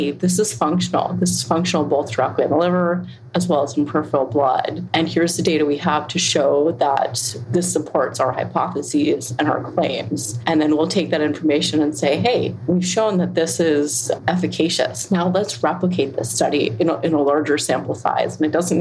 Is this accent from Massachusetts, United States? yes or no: yes; Cambridge, Massachusetts, United States; moved away; I grew up there, born and raised in Cambridge, Mass, down the street from the Human Genome Project